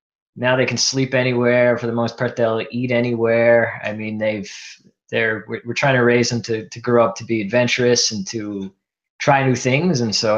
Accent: Newfoundland and Labrador, Canada; now in Toronto, Canada; I was born in Newfoundland, which is mainly of Irish heritage, and as am I. But I guess I consider myself a Maritimer more so than somebody of Irish heritage.

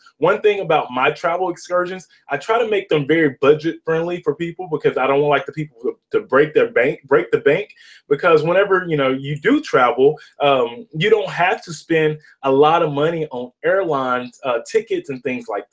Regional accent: Douglassville, Texas, United States; I am from Douglasville, Texas. It's a small, very small town in East Texas.

